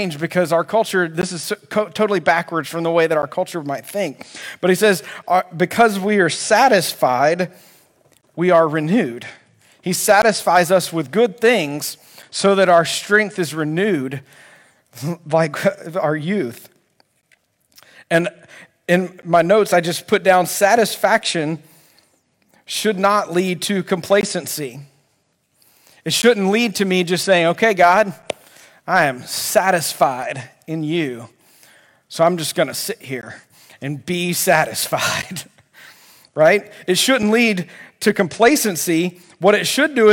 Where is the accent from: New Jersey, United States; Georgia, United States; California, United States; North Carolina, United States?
Georgia, United States; Albany; I grew up at Sherwood Baptist Church in Albany, Georgia